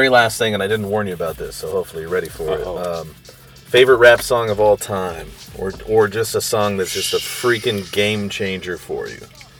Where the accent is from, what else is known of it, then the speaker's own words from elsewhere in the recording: Oakland, California, United States; We're hailing from East Oakland, California. And sometimes it gets a little hectic out there.